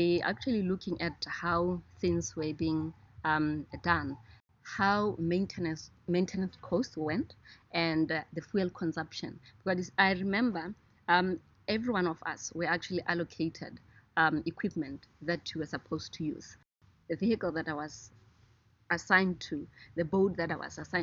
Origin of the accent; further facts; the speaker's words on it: Gumare, North-West District, Botswana; also born or lived in Maun, Botswana; where I come from is closer to the Okavango Delta